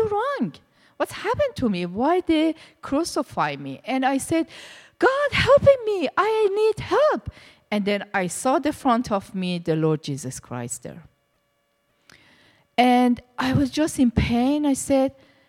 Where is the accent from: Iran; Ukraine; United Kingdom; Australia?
Iran; English is a second language; moved away as an adult; also born or lived in India; now in Canada; I was born in Iran, and my background was Muslim, very strict Muslim. I was in Iran, and I was in the religious school for 12 years